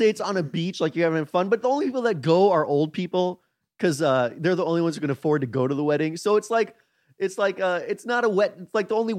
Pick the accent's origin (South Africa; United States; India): India; Chris is black. I'm Indian.